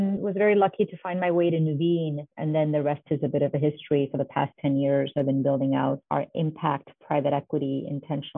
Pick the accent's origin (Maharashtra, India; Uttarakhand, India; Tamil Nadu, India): Maharashtra, India; Mumbai; moved away as an adult; also born or lived in New Haven, Connecticut, United States; now in United States; I grew up in India and spent over half of my life there and moved here to the US for college and right from Bombay to New Haven, Connecticut to Yale to study economics